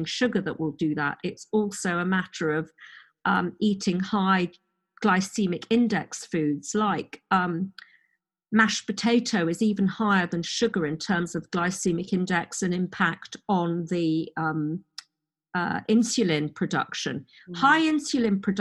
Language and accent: English; Oxford, South East England, United Kingdom; also born or lived in Madrid, Spain; I grew up in Oxford, university, academic